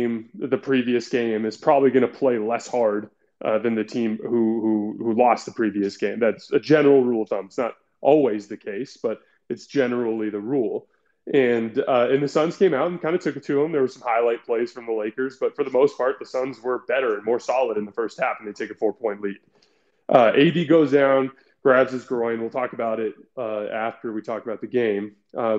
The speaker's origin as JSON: {"language": "English", "town": "Tucson", "region": "Arizona", "country": "United States", "tie": "born or raised there", "said": "I grew up in Tucson, Arizona."}